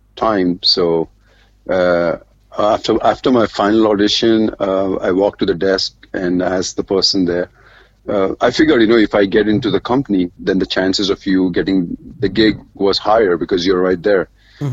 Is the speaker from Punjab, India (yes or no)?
no; Mumbai, Maharashtra, India; also born or lived in Dubai; growing up in Bombay, my dad died when I was 7.